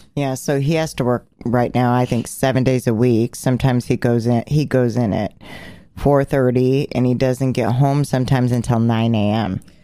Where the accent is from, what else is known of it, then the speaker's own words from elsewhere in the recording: Portland, Oregon, United States; which is my hometown, which I grew up on 56th and Duke